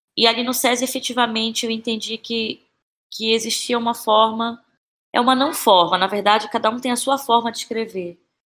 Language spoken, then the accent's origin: Portuguese; Belém, Pará, Brazil; now in São Paulo, Brazil; Eu sou de Belém